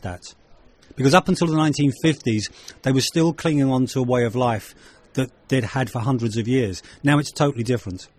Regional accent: London, United Kingdom; accent: very English; now in Ireland; I was born in London and I'm of Irish ancestry. I came back to live in Ireland. I have a very English accent.

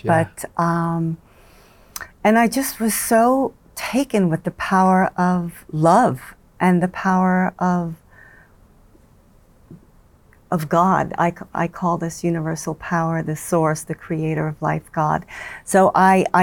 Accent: New York, United States; accent: New York; my New York accent

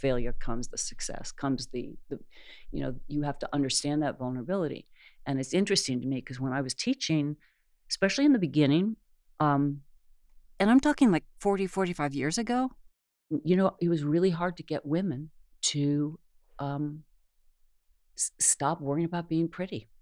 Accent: New York, United States; moved away; I was a transplant from New York

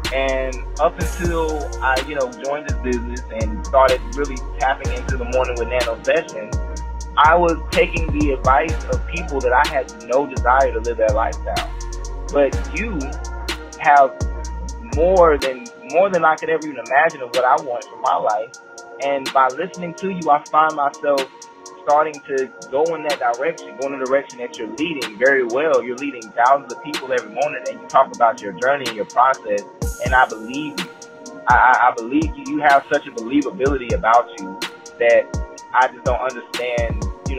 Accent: Greensboro, North Carolina, United States; based out of North Carolina, Kernersville, North Carolina, currently born and raised in Greensboro.

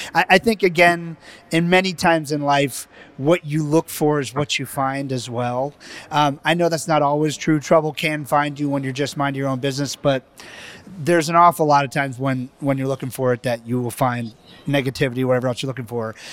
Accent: Barbados; moved away; my parents and my family and I was born in the Caribbean islands and and Barbados

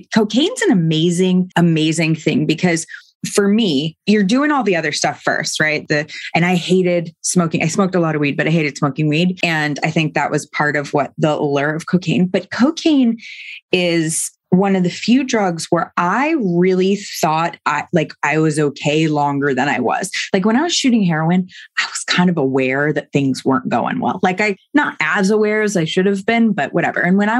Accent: New York, United States; I'm from New York.

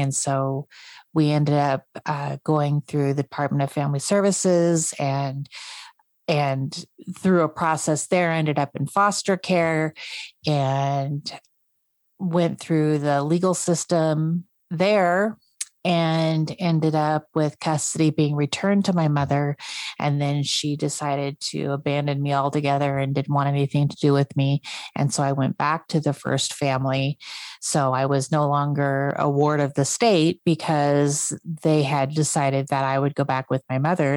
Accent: North Idaho, United States; also born or lived in South Korea; I was raised in North Idaho

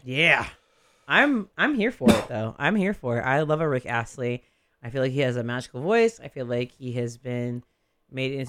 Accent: Modesto, California, United States; moved away; I'm still from Modesto

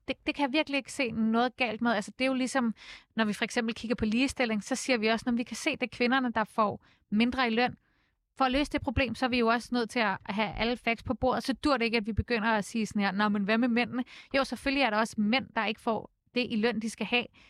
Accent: Copenhagen, Capital Region of Denmark, Denmark; der hvor jeg voksede op på Nørrebro

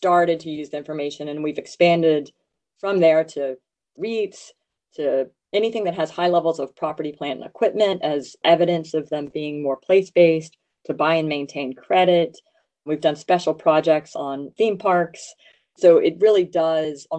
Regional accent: Louisiana, United States; I grew up in Louisiana

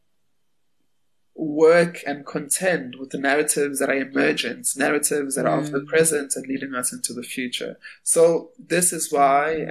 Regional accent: Durban, KwaZulu-Natal, South Africa; I was born in Durban. My family is from a place called Greytown

